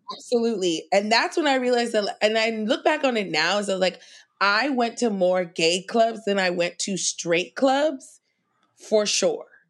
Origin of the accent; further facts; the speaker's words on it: New York City, New York, United States; I grew up in Queens